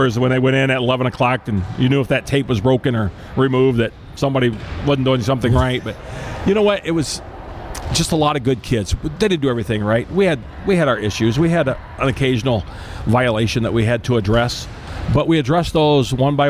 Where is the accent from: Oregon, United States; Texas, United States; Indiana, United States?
Indiana, United States; Elkhart; I grew up in Elkhart